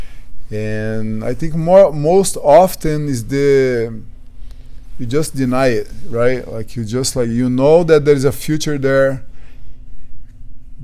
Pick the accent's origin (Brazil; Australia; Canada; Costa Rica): Brazil; English is a second language; moved away as an adult; also born or lived in London, United Kingdom; now in United States; I came from Brazil, from the low